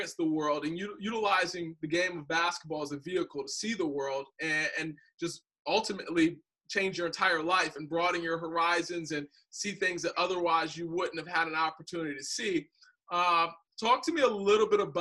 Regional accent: Detroit, Michigan, United States; I'm from Detroit

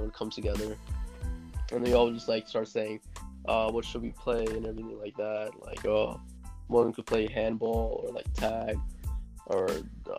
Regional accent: New City, New York, United States; I was born on March 17th, 1999. And yeah, basically lived in New York. I lived in New York my whole life, around the same place

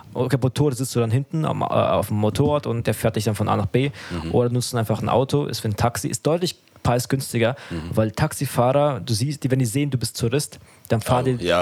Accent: Germany; ich bin ja selber in Deutschland aufgewachsen und in die Schule gegangen

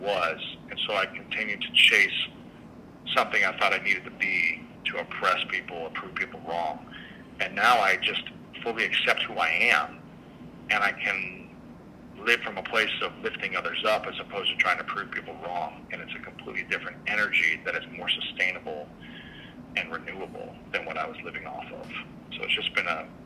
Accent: Midwest, United States; growing up in the Midwest and where I grew up, I wasn't allowed to express myself

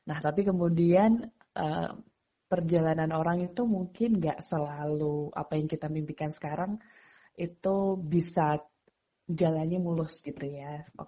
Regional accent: Magetan, East Java, Indonesia; moved away as an adult; now in Jakarta, Indonesia; Jadi uh, saya lahir dan besar tuh di Magetan, SD, SMP sampai SMA di sana. Uh, Bapak Ibu saya juga asli Magetan gitu ya. Baru kemudian tahun 2008 saya di Jakarta uh, mulai untuk kuliah di Fakultas Hukum UI

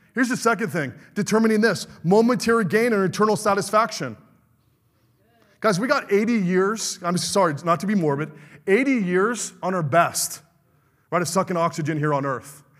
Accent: California, United States; moved away as an adult; now in Michigan, United States; a Californian coming out to be a Michigander

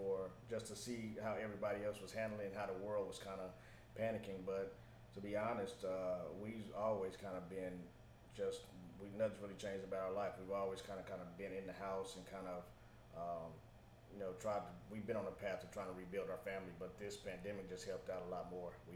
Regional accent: Ennis, Texas, United States; also born or lived in Arlington, Texas; I'm from Ennis. Grew up there, graduated from high school there

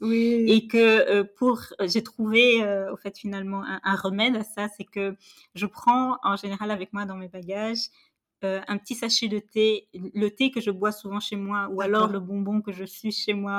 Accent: Senegal; moved away; chez moi au Sénégal

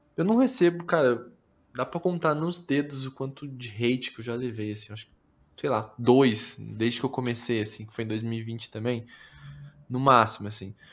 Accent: interior of Paraná, Brazil; eu sou do interior do Paraná

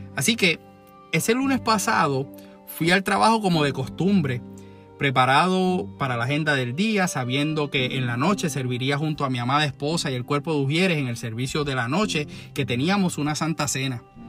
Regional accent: Puerto Rico; nos hace famosos como puertorriqueños

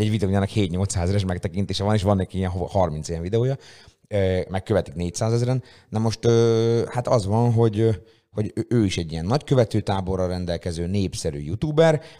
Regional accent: Szeged, Csongrád-Csanád, Hungary; ez ilyen tényleg szegedi fesztivál, és mi, akik ilyen, ilyen nagyon szegediek vagyunk, és itt nagyon sok, azért neked is, nekem is viszonylag sok ismerős, barát, haver van a városban

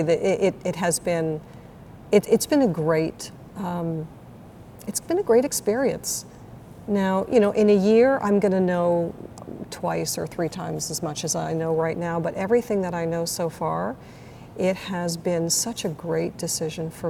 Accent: Toronto, Ontario, Canada; moved away as an adult; also born or lived in Montreal; now in West Palm Beach, United States; So I'm originally from Toronto

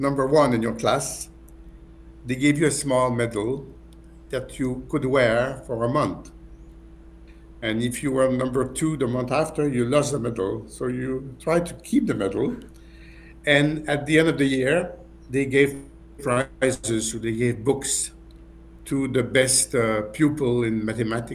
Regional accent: Montreal, Quebec, Canada; also born or lived in Bath, United Kingdom / London, United Kingdom; I was born in Montreal on the 15th of January, 1950.

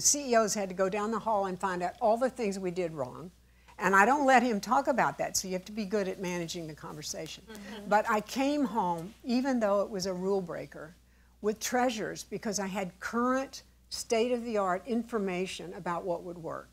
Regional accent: Texas, United States; moved away; I'm from Texas

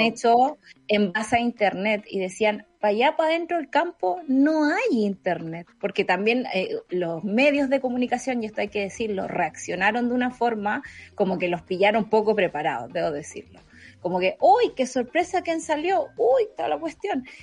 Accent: Santa Cruz, O'Higgins, Chile; moved away; De la sexta región de Santa Cruz.

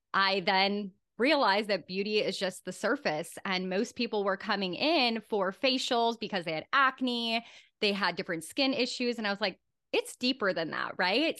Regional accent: Germany; moved away; my home country of Germany

